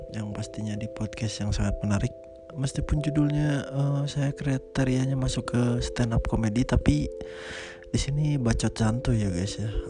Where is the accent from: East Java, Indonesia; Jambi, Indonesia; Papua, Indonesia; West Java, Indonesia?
West Java, Indonesia; Bandung; Jadi uh, gua tuh sebenarnya gua orang Bandung ya dan dia orang Kalimantan bukan begitu sayang?